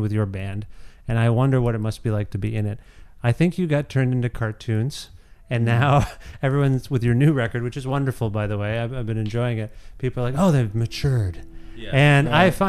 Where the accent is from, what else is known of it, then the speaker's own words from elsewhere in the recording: Guelph, Ontario, Canada; I'm from Guelph, Ontario. I don't live in Toronto